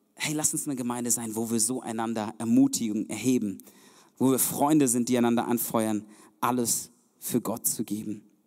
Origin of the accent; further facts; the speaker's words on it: Germany; also born or lived in Zeuthen, Brandenburg; wir sind als Deutsche